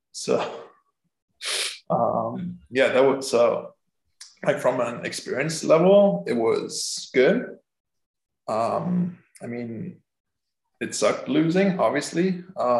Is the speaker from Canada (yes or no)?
no; Germany; moved away as an adult; I'm from Germany.